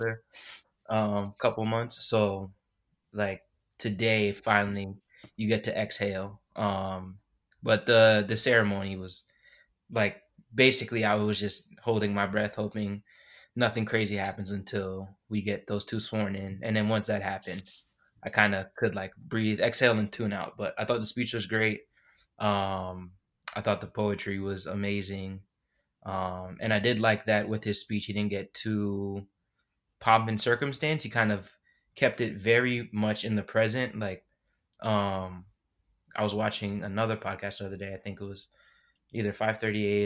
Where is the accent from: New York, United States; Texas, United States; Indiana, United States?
New York, United States; New York City; moved away; also born or lived in Washington, D.C.; I'm originally from Queens, New York